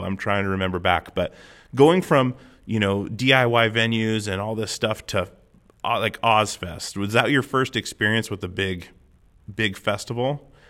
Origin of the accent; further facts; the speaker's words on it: Alaska, United States; I'm from Alaska.